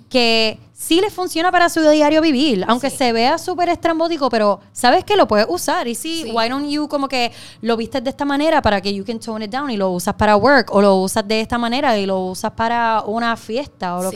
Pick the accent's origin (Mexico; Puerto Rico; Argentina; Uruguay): Puerto Rico; Trujillo Alto; Pero soy de Trujillo Alto